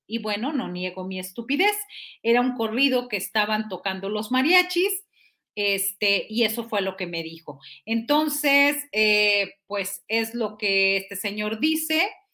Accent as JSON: {"language": "Spanish", "town": "Matamoros", "region": "Tamaulipas", "country": "Mexico", "said": "yo soy de Matamoros"}